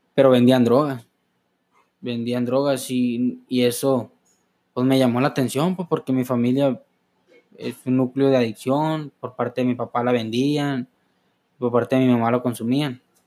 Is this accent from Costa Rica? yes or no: no; Los Mochis, Sinaloa, Mexico; yo nací en el año 99 del 5 de enero en Los Mochis, Sinaloa, justamente en el Hospital General aquí, que está cerca